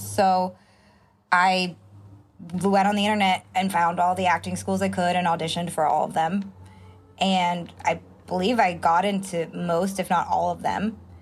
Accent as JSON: {"language": "English", "area": "Marin County, Bay Area", "region": "California", "country": "United States", "tie": "born or raised there", "also_born_or_lived": "Santa Monica, California", "said": "I moved to the Bay Area though when I was an infant. So I think I was six or nine months old when my parents moved to Marin County, which is across the Golden Gate Bridge"}